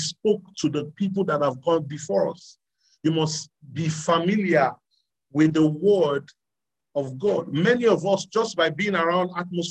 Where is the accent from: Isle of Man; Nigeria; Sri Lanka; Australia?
Nigeria; I was born in Nigeria, I grew up here. The reason why I speak with this accent is because this is what I'm around